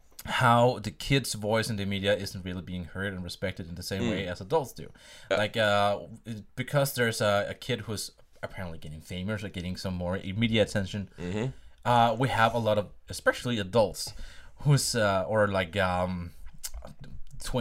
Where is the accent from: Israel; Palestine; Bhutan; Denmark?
Denmark; English is a second language; also born or lived in Sweden; I've lived and raised in Denmark since I was 4 years old.